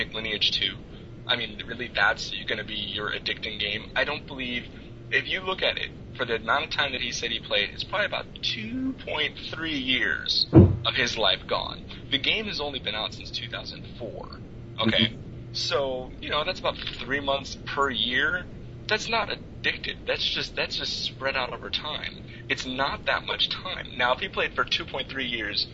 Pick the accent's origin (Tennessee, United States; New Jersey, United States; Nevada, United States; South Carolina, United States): Nevada, United States; Las Vegas; I'm from Las Vegas